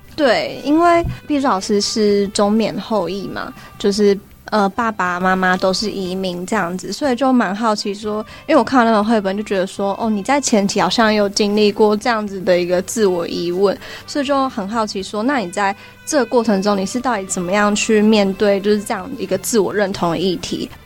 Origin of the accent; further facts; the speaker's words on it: Taiwan; 因为我是在台湾出生嘛，然后自己的，小时候也不会讲越南话，所以就会，自己的身份认同会觉得自己是台湾人